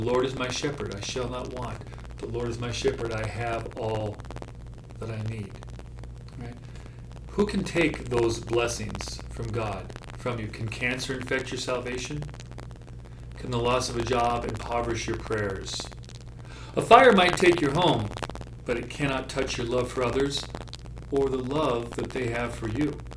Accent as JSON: {"language": "English", "region": "Montana", "country": "United States", "tie": "born or raised there", "said": "I grew up in Montana."}